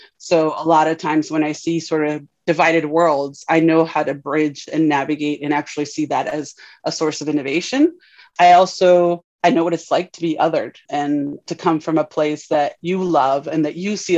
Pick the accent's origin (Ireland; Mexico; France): Mexico; Tijuana, Baja California; now in United States; I am Mexican. So I grew up in Tijuana, very proud of being from Tijuana. And of course, then that makes me an immigrant to the US